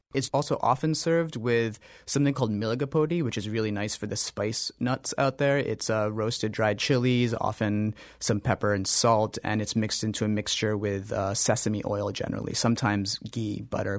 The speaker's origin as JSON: {"language": "English", "region": "North India", "country": "India", "said": "I'm North Indian"}